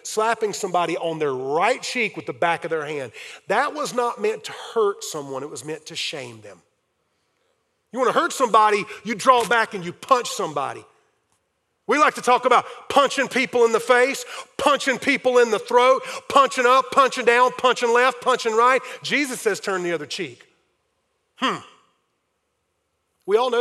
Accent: Fountain Inn, South Carolina, United States; I grew up in Fountain Inn, South Carolina

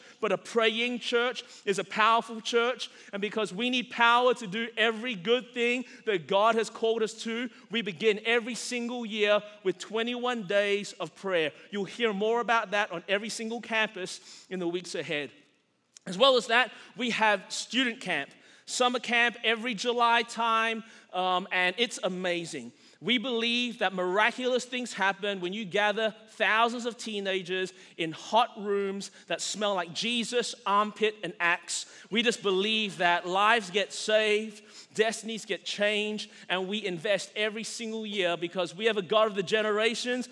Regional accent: Australia; now in United States; as a Chinese guy growing up in Australia, I grew up in a freer country

